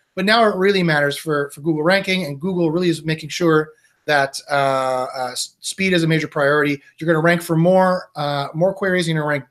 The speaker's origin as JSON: {"language": "English", "country": "Canada", "said": "I am Canadian"}